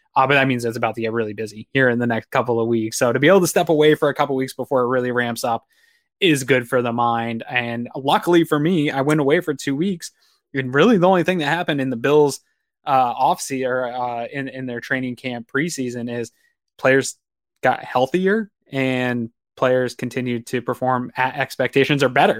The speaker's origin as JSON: {"language": "English", "region": "Maine", "country": "United States", "moved": "yes", "lives_now": "Western New York, United States", "said": "I'm from Maine. originally"}